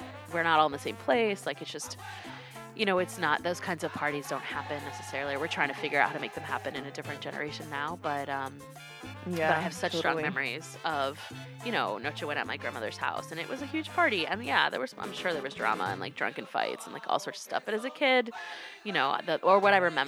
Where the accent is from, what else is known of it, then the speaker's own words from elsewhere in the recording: North Carolina, United States; I grew up in North Carolina